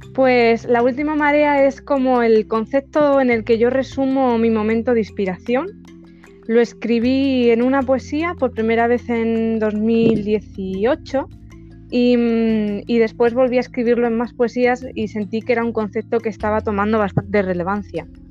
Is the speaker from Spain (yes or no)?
yes; a small village in Ciudad Real, Castilla-La Mancha, Spain; soy de España y bueno, soy de, un pueblecito de Ciudad Real